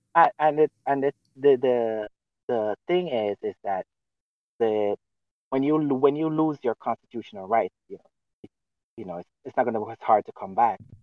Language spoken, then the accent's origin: English; Jamaica; now in United States; I came from Jamaica